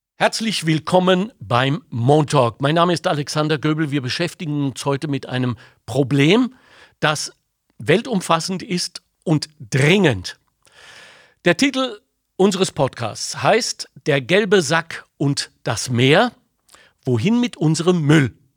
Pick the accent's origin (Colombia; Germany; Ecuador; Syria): Germany; Ruhr area, North Rhine-Westphalia; moved away; ich bin im Ruhrgebiet aufgewachsen